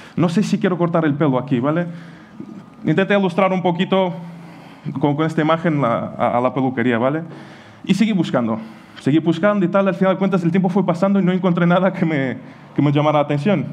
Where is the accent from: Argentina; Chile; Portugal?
Portugal; Spanish is a second language; moved away as an adult; also born or lived in Ukraine / Sagunto, Spain; now in Spain; yo nací en Ucrania y a los seis años, porque mi madre emigró, pues he ido con él, he crecido en Portugal